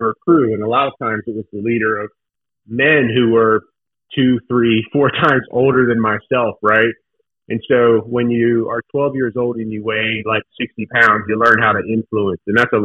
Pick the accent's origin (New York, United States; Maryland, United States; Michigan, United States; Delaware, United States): Delaware, United States; Newark; I grew up in Newark, Delaware, not too far from you guys.